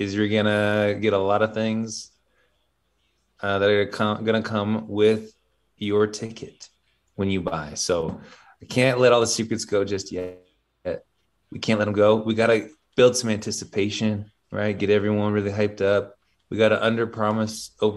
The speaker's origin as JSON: {"language": "English", "country": "United States", "said": "I'm the only American that's speaking here"}